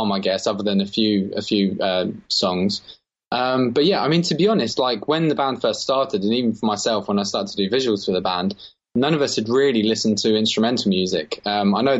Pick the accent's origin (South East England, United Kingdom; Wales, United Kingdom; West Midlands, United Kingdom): South East England, United Kingdom; Margate; So we're from Margate, always lived down here, us three